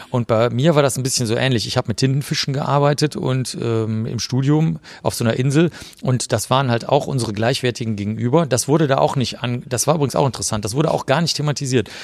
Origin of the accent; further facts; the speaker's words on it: Cologne, North Rhine-Westphalia, Germany; also born or lived in Bavaria; ich bin in Köln aufgewachsen.